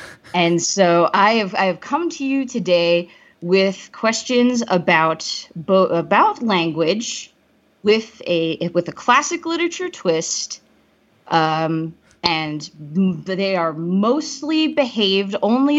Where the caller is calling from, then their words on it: Denver, Colorado, United States; I am joining you from Denver, Colorado.